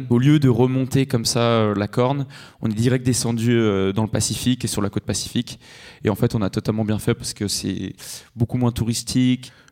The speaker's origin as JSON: {"language": "French", "country": "Switzerland", "tie": "born there", "said": "Déjà, je suis né en Suisse, donc je, j'ai passé, je suis passé par la Suisse."}